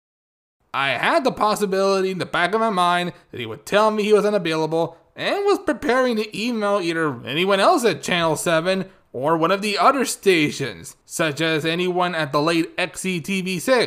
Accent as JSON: {"language": "English", "town": "Yuma", "region": "Arizona", "country": "United States", "tie": "born or raised there", "said": "my hometown NBC affiliate, KYMA 11"}